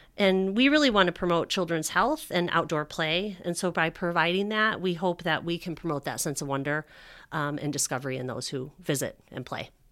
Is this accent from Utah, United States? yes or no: no; Northwest suburbs, Illinois, United States; I grew up in the Northwest suburbs